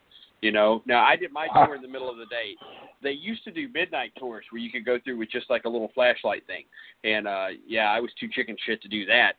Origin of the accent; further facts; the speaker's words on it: California, United States; born there; I was born in California and she was here in Arkansas.